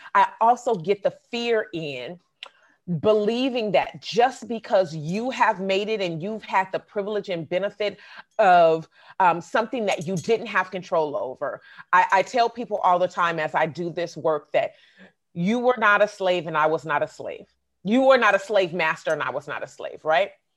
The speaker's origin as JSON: {"language": "English", "town": "Oakland", "region": "California", "country": "United States", "tie": "born or raised there", "said": "I grew up in the Bay Area, but I've also lived in Southern California."}